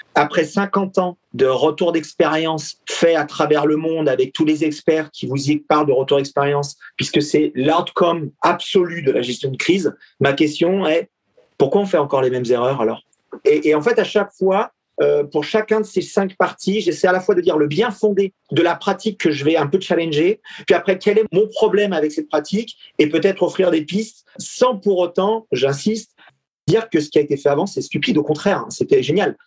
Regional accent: France; nous en tant que Français

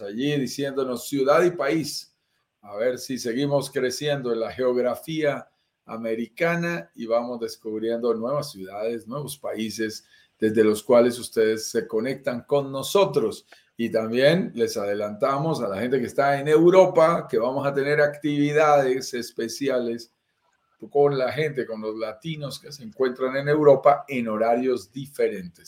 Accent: Colombia; soy colombiano, vivo en Colombia

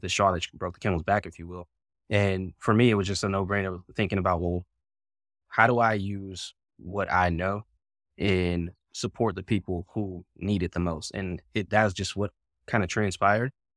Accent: Pittsburgh, Pennsylvania, United States; moved away as an adult; also born or lived in Virginia / Washington, D.C.; moved away from my hometown of Pittsburgh, Pennsylvania.

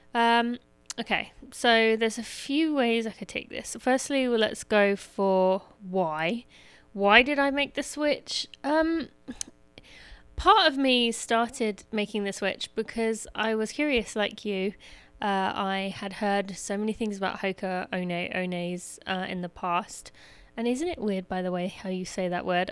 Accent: England, United Kingdom; moved away; I was born in England

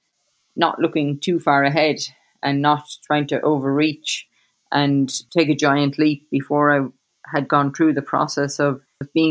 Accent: Cobh, Munster, Ireland; moved away as an adult; also born or lived in United States / Australia; when I was growing up in Cove, I did a lot of running and training by myself

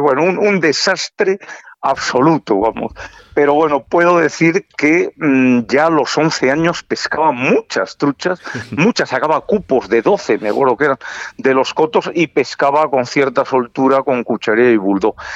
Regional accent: Valladolid, Castile and León, Spain; yo soy vallisoletano y lo llevo muy dentro

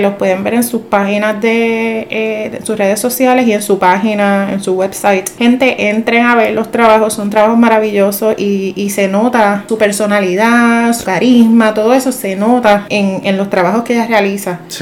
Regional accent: Puerto Rico; nuestra identidad como puertorriqueños

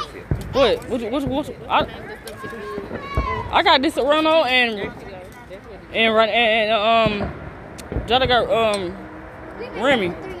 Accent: St. Louis, United States; I'm from St. Louis. I'm sorry. I'm from the east side.

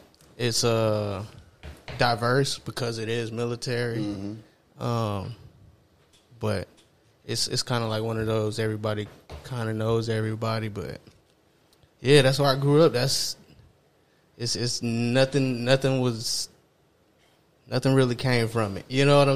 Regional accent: Killeen, Texas, United States; I'm from Central Texas, Killeen, Texas, military town. That's literally what I knew from first grade till I graduated, and then I dipped up out of there as soon as I could.

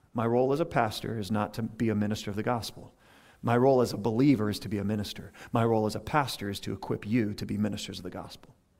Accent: Louisiana, United States; now in Tampa Bay, United States; I'm originally from Louisiana

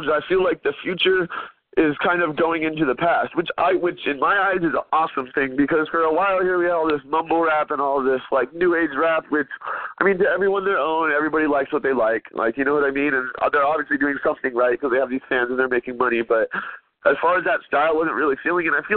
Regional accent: West Coast, United States; I grew up on the West Coast

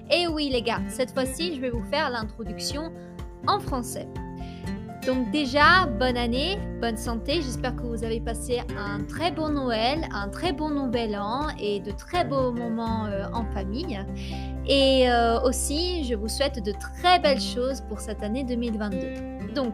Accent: France; also born or lived in Italy; Je suis née en Italie. Mon papa est de Rapallo, qui est une petite ville à côté de Gênes, et ma maman, elle est de Rome. Et j'ai vécu euh, en Italie les quatre premières années de ma vie et ensuite, ben, on a tous déménagé euh, en France.

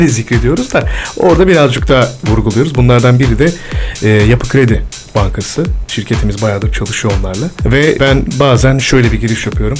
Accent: İzmit, Kocaeli, Turkey; also born or lived in İzmir / Eskişehir / Erzurum; Çok seviyorum İzmit'i. Orada büyüdüm.

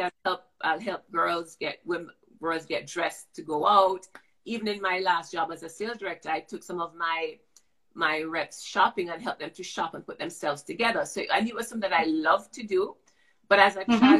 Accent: Jamaica; Growing up as a child, I grew up in Jamaica

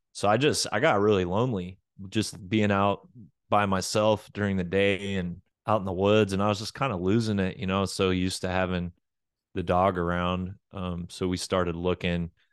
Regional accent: Oklahoma, United States; moved away as an adult; also born or lived in Florida / Arkansas; now in Texas, United States; I was born in Florida and did all of my grade school through high school stuff in Oklahoma

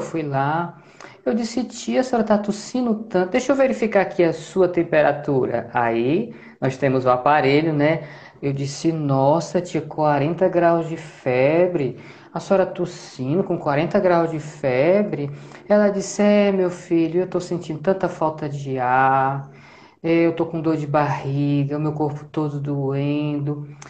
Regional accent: Fortaleza, Ceará, Brazil; moved away as an adult; now in Natal, Brazil; eu sou natural de Fortaleza

